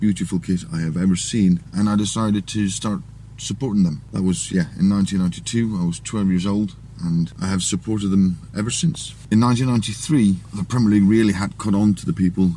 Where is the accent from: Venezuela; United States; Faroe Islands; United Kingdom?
Faroe Islands; We're in the Faroe Islands, a nation that has 47,000 people living in it. My hometown has roughly 1,200